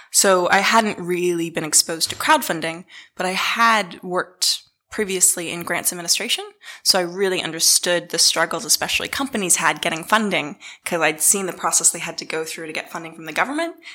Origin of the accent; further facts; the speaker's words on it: Dunedin, Otago, New Zealand; also born or lived in Boston, United States; as you can probably tell from my accent, I come from Dunedin. No one ever believes me when I say that. Um, but I grew up uh, between Boston and Dunedin. Um, my mum was a Kiwi, my dad's American. Uh, I moved to New Zealand um, fully when I was 12